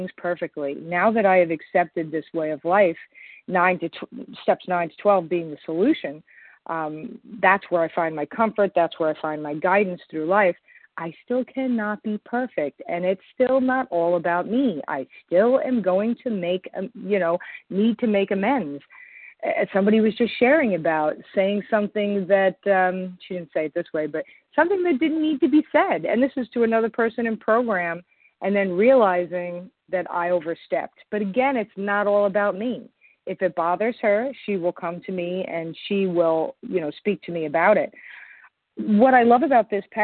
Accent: Long Island, New York, United States; I'm from Long Island, New York

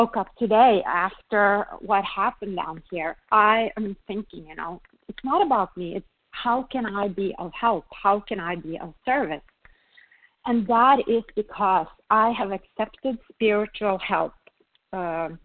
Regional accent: Norway; moved away; I come from Norway, a small little country up north where we think very little of ourselves. I came to this country

